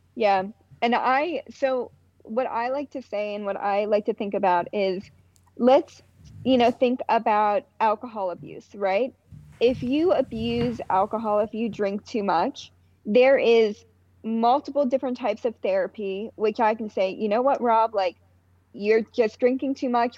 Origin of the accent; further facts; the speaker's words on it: outside of Pittsburgh, Pennsylvania, United States; I grew up in Pittsburgh. Like outside of Pittsburgh